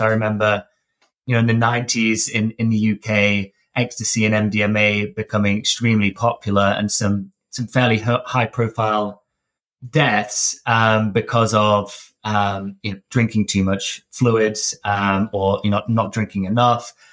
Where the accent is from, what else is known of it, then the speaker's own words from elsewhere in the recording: Derbyshire, East Midlands, United Kingdom; I grew up in Derbyshire, uh, in the kind of Midlands North